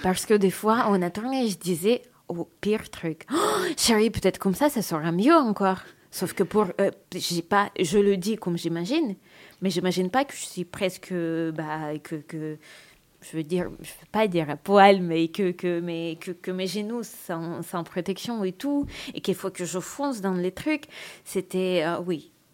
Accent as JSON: {"language": "French", "country": "Russia", "accent": "Russian", "second_language": "French", "said": "Je suis russe, je parle avec un accent"}